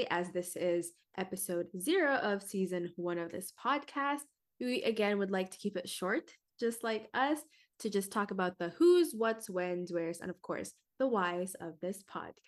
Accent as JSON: {"language": "English", "region": "Washington", "country": "United States", "said": "But that is because I am personally from Washington State. This is where I reside, this is where I live."}